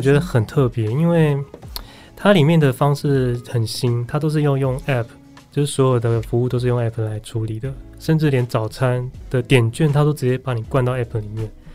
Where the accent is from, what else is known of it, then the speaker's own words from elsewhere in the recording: Taipei, Taiwan; 我们就住台北